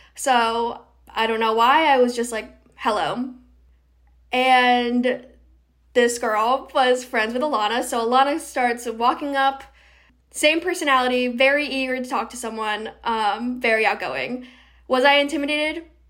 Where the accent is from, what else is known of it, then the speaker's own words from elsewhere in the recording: Rhode Island, United States; also born or lived in North Carolina; I am from Rhode Island. I'm from the southern part